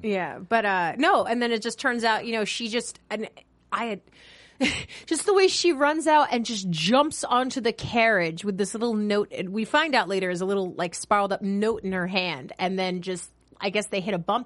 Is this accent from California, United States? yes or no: no; New York, United States; I'm from New York